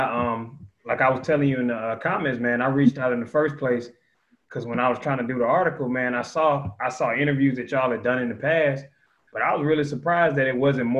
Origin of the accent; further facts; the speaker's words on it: Atlanta, Georgia, United States; I'm from Atlanta, so there's certain things I know of.